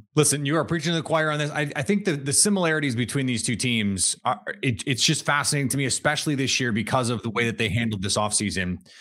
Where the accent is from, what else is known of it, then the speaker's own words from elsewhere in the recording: Wisconsin, United States; now in New York tri-state area, United States; I'm from Wisconsin originally, but I've been out here long enough that I, that I get to say I'm a New Yorker too